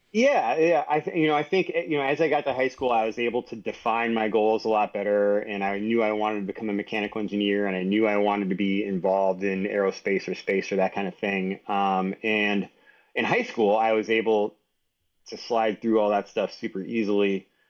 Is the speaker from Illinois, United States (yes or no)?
no; San Antonio, Texas, United States; also born or lived in New York City; now in Boulder, United States; I was born in New York City, uh, but moved to San Antonio, Texas when I was one year old